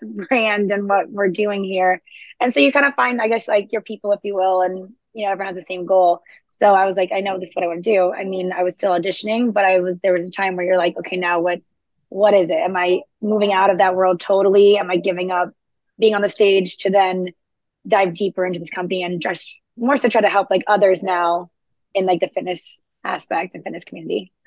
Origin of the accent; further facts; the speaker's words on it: South Florida, United States; moved away as an adult; also born or lived in New York City; now in Charleston, United States; I'm originally from South Florida.